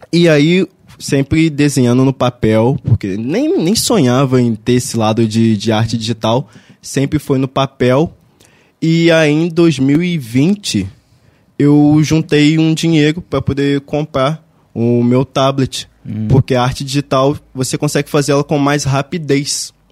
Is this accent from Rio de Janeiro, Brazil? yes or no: yes; Barra do Piraí, Rio de Janeiro, Brazil; Sou daqui de Barra do Piraí mesmo.